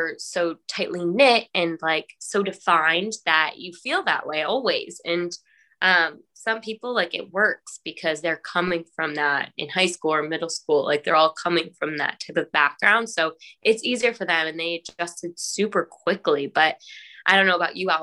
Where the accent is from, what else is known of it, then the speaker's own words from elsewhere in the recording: Mashpee, Massachusetts, United States; I'm from Mashpee.